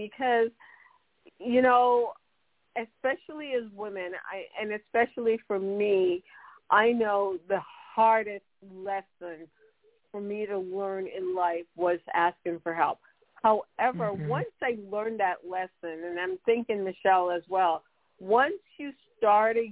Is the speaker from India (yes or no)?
no; Jamaica; now in United States; I was born in Jamaica, which is in an island